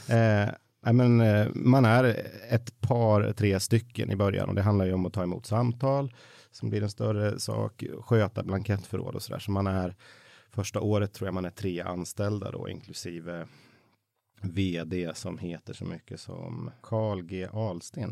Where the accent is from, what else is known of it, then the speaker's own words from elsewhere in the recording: Mattmar, Jämtland, Sweden; now in Stockholm, Sweden; där jag växte upp i Jämtland